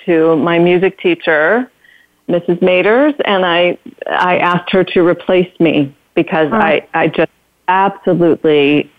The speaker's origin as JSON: {"language": "English", "town": "Detroit", "region": "Michigan", "country": "United States", "tie": "born or raised there", "said": "I grew up in Detroit, and in the beginning, not the suburbs of Detroit, but Detroit"}